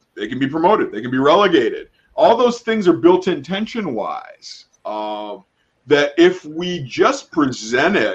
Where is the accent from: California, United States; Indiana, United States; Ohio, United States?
Ohio, United States; Cleveland; I was born and raised in Cleveland, Ohio.